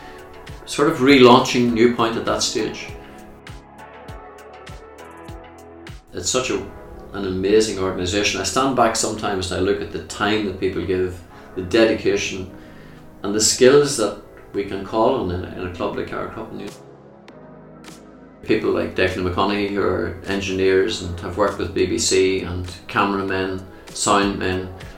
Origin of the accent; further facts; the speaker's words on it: Camlough, Northern Ireland, United Kingdom; my hometown land, which is Carrickbracken.